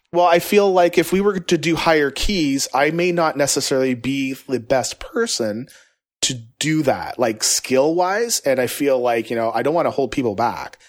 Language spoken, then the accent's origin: English; Canada; I'm from Canada